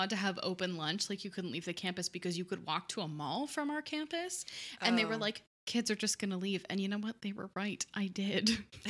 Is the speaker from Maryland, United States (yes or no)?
yes; Maryland, United States; because I grew up in Montgomery County, Maryland, with a bunch of public transportation